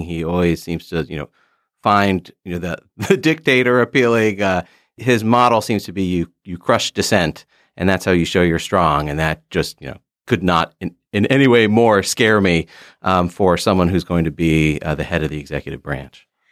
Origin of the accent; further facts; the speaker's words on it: United States; as an American